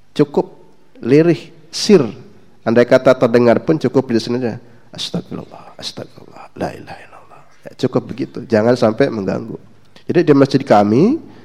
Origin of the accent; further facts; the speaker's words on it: West Java, Indonesia; Saya kebetulan asli Jawa Barat